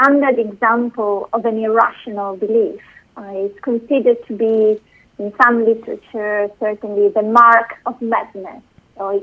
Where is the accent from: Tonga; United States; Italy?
Italy; Bologna, Emilia-Romagna; moved away as an adult; also born or lived in London / Oxford; I was born in Italy, in Bologna, and I first did my first degree in philosophy there